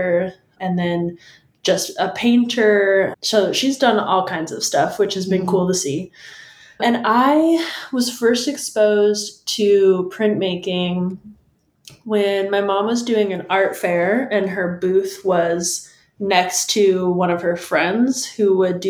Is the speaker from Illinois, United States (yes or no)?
no; San Diego, California, United States; moved away as an adult; also born or lived in Iowa; now in Portland, United States; I'm originally from San Diego, California, and I lived there until moving to Northern California for college